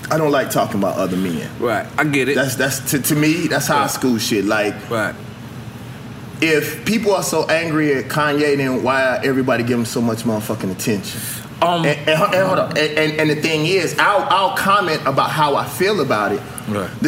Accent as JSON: {"language": "English", "region": "the South", "country": "United States", "said": "As a Southerner, I feel the same way about the Confederate flag."}